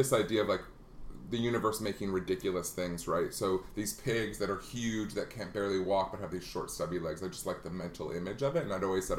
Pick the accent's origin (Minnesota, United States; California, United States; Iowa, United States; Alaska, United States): Iowa, United States; Afton; I was born and raised in Iowa, so it was a small town called Afton, a town of less than 1,000.